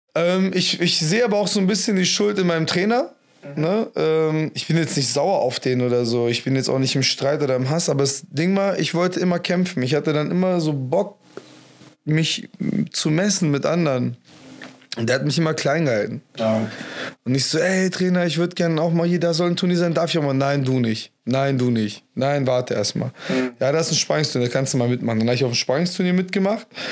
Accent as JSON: {"language": "German", "town": "Homburg", "country": "Germany", "said": "in Homburg, wo ich gelebt habe"}